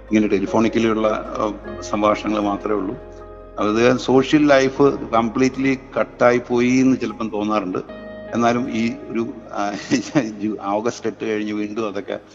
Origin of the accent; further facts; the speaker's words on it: Cherthala, Kerala, India; എൻ്റെ വീട് ചേർത്തലയിലാണ് ചേർത്തല താലൂക്കിലാണ് ഞാൻ ജനിച്ചതും വളർന്നതും ഒക്കെ അവിടെ തന്നെയാണ്